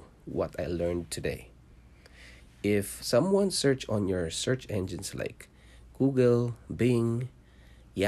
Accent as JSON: {"language": "English", "country": "Philippines", "tie": "born or raised there", "also_born_or_lived": "Singapore", "moved": "as an adult", "lives_now": "Canada", "said": "I was born in Philippines. I'm a Filipino"}